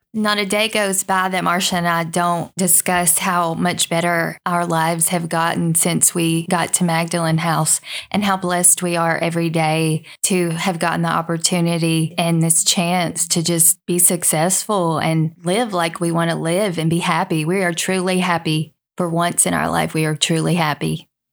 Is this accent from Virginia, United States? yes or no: yes; Virginia, United States; moved away as an adult; now in Arkansas, United States; I'm from Virginia